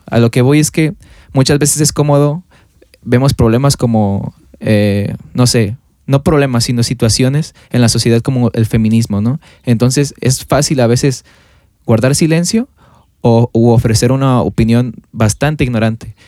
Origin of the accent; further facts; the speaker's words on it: Mexico; como cultura mexicana, eh, pasa en México